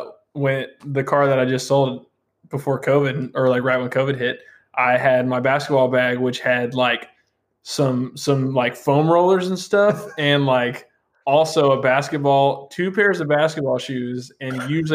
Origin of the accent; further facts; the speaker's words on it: Huntsville, United States; I lived in the middle of nowhere. I grew up in Huntsville, which is like the sticks.